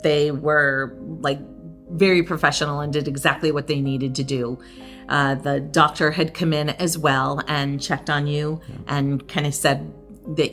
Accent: United States; moved away; we're American, so our experience is in the U.S.

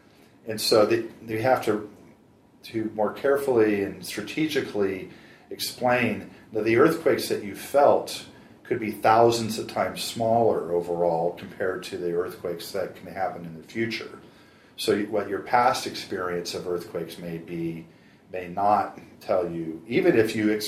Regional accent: San Diego, California, United States; In San Diego.

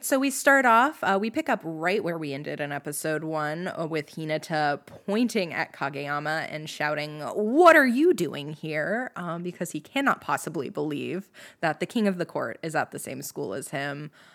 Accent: United States; I'm also American and barely know Japanese at all

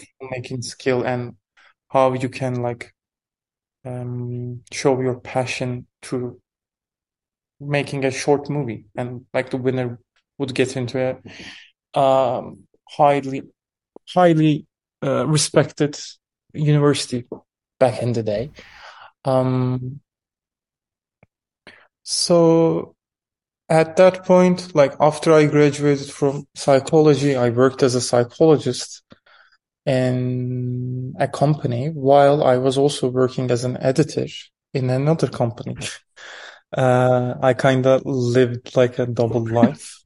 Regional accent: Istanbul, Turkey; also born or lived in Erzincan; I was born in Istanbul to a family of filmmakers

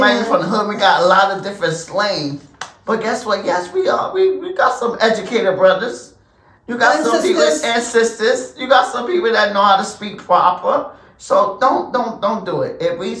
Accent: New Jersey, United States; No, I am from America. I was born and raised in Jersey, New Jersey. My mother and father is from the South.

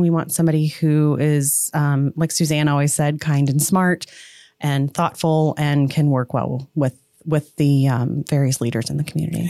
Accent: Portage County, Ohio, United States; moved away; also born or lived in Florida; I grew up in Portage County, moved to Florida, came back

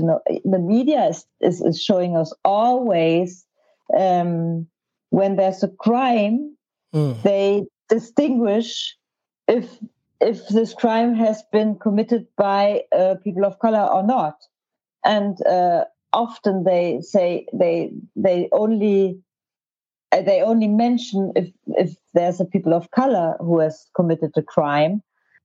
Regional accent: Hamburg, Germany; I'm from Hamburg

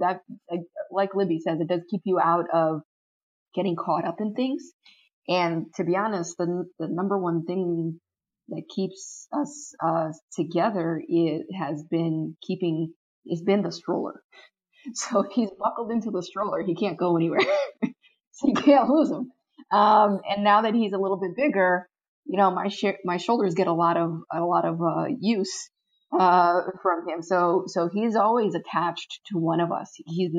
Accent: Brazil; now in United States; My family, we're from Brazil. My parents grew up in a military dictatorship.

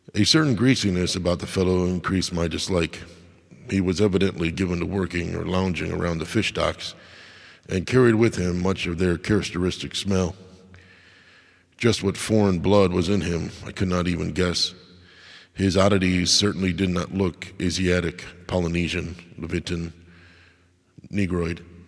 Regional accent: Crystal Lake, Illinois, United States; I grew up in Crystal Lake

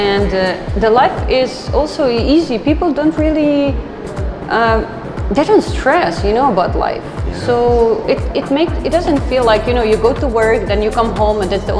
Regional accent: Ukraine; moved away as an adult; now in Philippines; I'm from Ukraine.

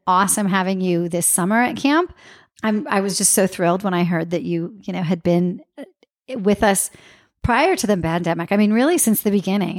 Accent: Santa Maria, California, United States; I grew up in Santa Maria where it was the dry rub

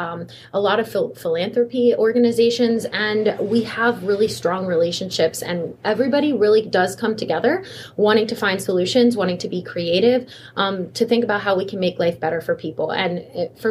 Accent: Washington County, Maryland, United States; also born or lived in Frederick, Maryland; I am actually born and raised in Washington County, but I've lived in Maryland my entire life and been in Frederick for almost 20 years

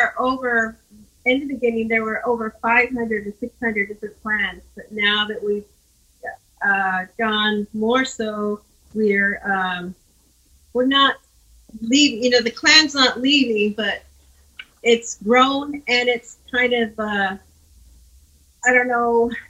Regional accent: United States; The Ya'ani are my grandfathers. Puditini are my grandmothers. And this is what makes me a Navajo, a Diné.

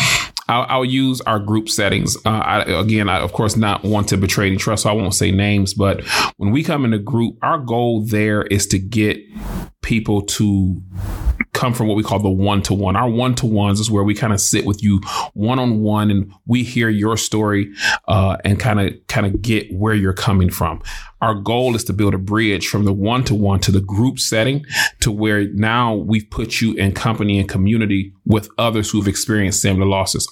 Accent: Detroit, Michigan, United States; moved away; Born and raised in Detroit, Michigan.

